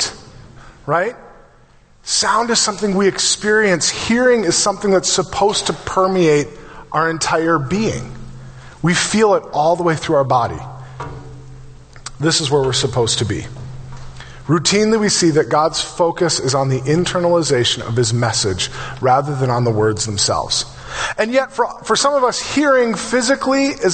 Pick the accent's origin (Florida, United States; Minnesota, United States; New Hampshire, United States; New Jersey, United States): Minnesota, United States; Brainerd; I grew up in Brainerd.